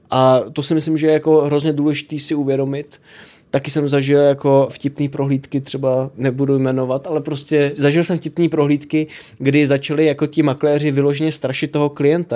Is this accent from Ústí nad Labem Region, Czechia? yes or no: no; Vlašim, Central Bohemian Region, Czechia; now in Prague, Czech Republic; jsem jezdil z Prahy navštívit rodiče do Vlašimi, odkud hmm. pocházím